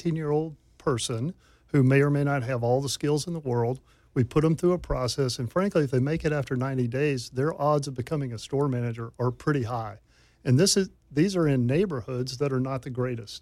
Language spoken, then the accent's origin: English; Memphis, Tennessee, United States; This is my hometown